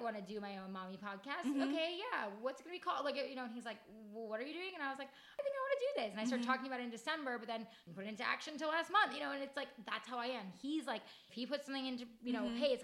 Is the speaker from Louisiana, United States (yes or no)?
no; Monroe, New York, United States; our hometowns are like next to each other. Like, we're in the same hometown